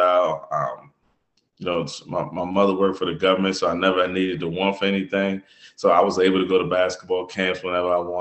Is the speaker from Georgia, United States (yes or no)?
no; West River, Maryland, United States; I'm from West River, Maryland, which is about 15 minutes south of Annapolis